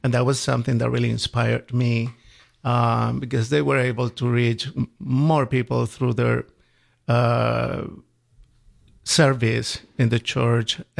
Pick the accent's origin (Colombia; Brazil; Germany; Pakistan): Colombia; English is a second language; For me, it's a wonderful country, very nice, beautiful people, and uh, it's a very Catholic country.